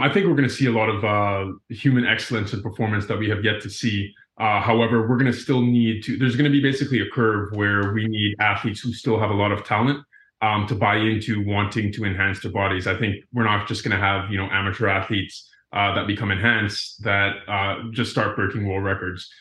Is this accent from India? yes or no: no; Cayman Islands; moved away as an adult; also born or lived in Florida, United States; I grew up in the Cayman Islands, uh, before attending school at the University of Florida